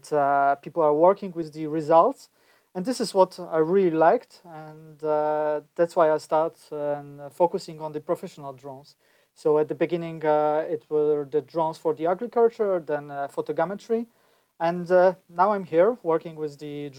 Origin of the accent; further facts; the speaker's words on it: Poland; I'm from Poland